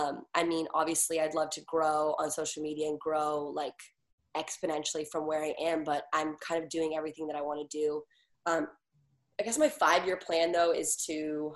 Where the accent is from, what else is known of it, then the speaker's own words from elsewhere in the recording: East Coast, United States; now in Los Angeles, United States; I mean, I'm from the East Coast and I love New Yorkers.